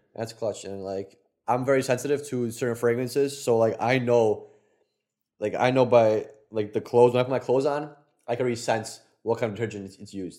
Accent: Poland; moved away; our Polish asses

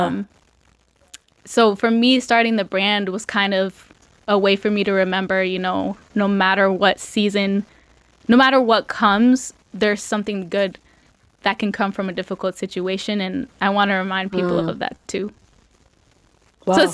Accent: Revere, Massachusetts, United States; growing up in Revere, the carnival isn't there

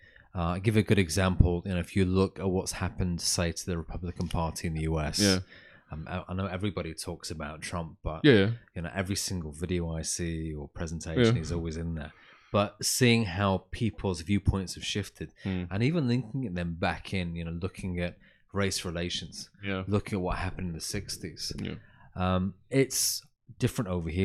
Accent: Manchester, North West England, United Kingdom; So computation was in Manchester, which is my hometown. That's right, where I was born and raised.

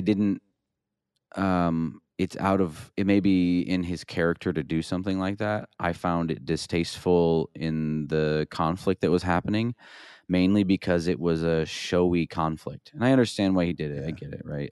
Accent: Iowa, United States; I grew up in Iowa

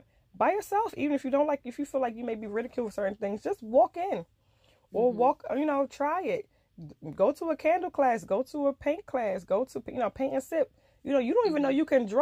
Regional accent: Nigeria; because I'm African, because I'm Nigerian, and the way I was brought up

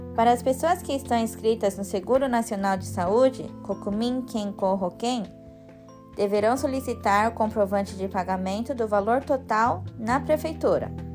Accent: Japan; Cresci aqui no Japão

